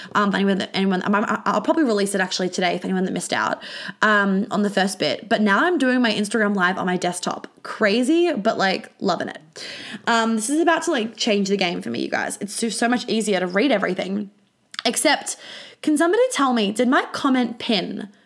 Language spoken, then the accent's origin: English; Australia; when I was flying home from London to Australia